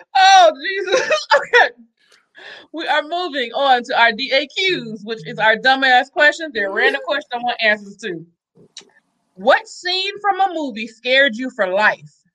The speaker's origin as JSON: {"language": "English", "town": "Atlanta", "region": "Georgia", "country": "United States", "tie": "born or raised there", "also_born_or_lived": "Los Angeles", "moved": "yes", "said": "I know I grew up in Atlanta"}